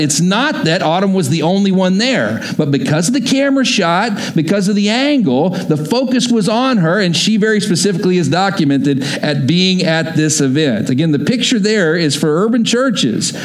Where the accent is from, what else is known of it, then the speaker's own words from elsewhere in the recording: Texas, United States; moved away as an adult; also born or lived in Oklahoma; I grew up in Texas, went to school in Oklahoma